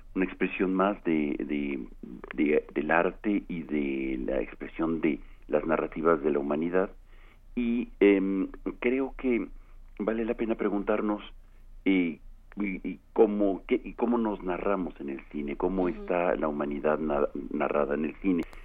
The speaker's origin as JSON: {"language": "Spanish", "country": "Mexico"}